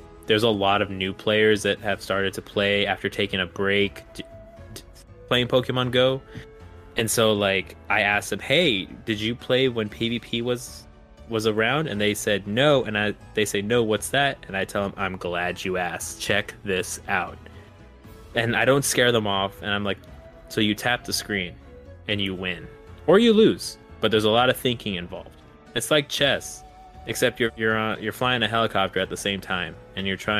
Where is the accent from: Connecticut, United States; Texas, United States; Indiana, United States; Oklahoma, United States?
Texas, United States; a Texan